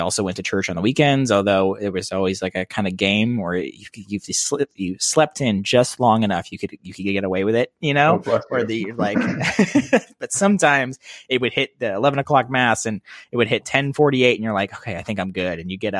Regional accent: Ireland; Ireland. Very Irish Catholic.

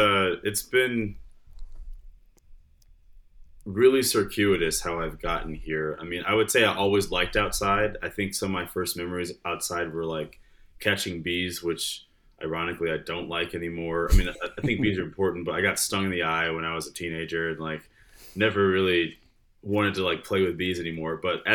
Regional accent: Detroit, Michigan, United States; So I grew up in Michigan. I was born in Detroit and spent a lot of time there, moved to the suburbs, then moved a lot after that.

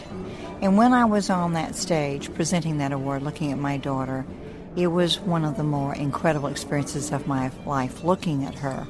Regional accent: Mississippi, United States; I'm from Mississippi, and my father was a veterinarian.

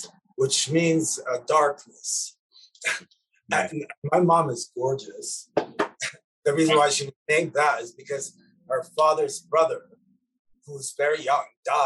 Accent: Lebanon; Yeah, because music saved my life in a way, as a child growing up in Lebanon.

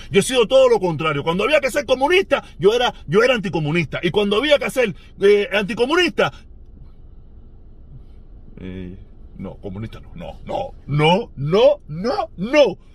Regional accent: Havana, Cuba; born there; Yo nací en El Vedado, yo nací en La Habana. O sea, yo soy un hombre de la ciudad.

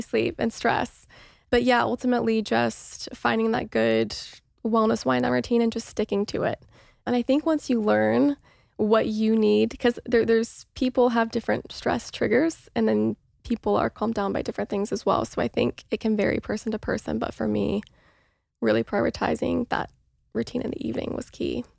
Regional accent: Mooresville, Indiana, United States; moved away as an adult; now in Los Angeles, United States; I grew up in Mooresville, Indiana, which is a very small town

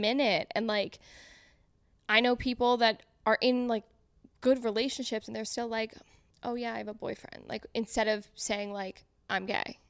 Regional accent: Connecticut, United States; moved away as an adult; now in New York City, United States; I'm from Connecticut. We're all from Connecticut.

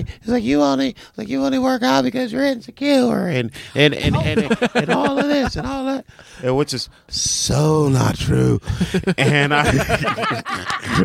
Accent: Compton, California, United States; I'm from Compton.

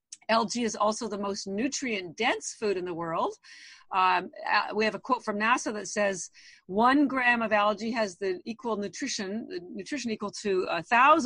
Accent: Canada; moved away as an adult; now in Boston, United States; I've actually lived in Boston over 30 years, although I am Canadian

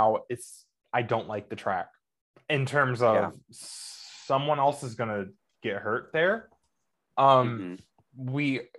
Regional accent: United States; I'm an American NASCAR fan

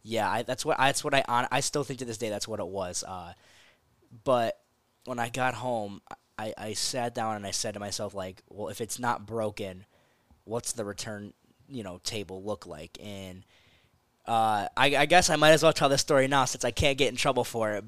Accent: Florence, Arizona, United States; I'm proud of where I come from. So, you know, anytime someone asks, like, "Oh, yeah, I'm from Florence, Arizona,"

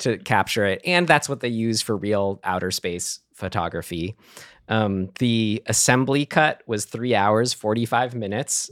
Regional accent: San Rafael, California, United States; my hometown of San Rafael

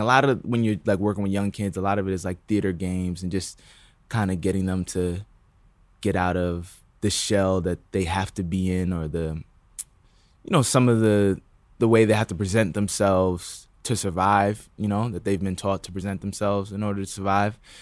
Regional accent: New Rochelle, New York, United States; also born or lived in Bronx, New York; I was born in the Bronx, but then I moved to New Rochelle, which is, like, outside of the city

